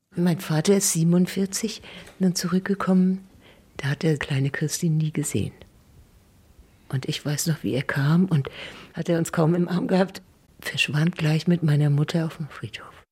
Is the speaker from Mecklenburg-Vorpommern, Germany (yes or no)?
yes; Neustrelitz, Mecklenburg-Vorpommern, Germany; in Strelitz im Pfarrhaus geboren.